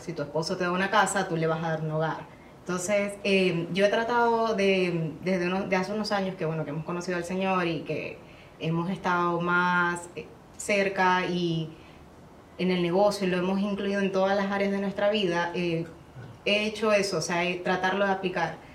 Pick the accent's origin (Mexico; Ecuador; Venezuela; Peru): Venezuela; Maracaibo, Zulia; moved away as an adult; now in United States; también soy de Maracaibo, Venezuela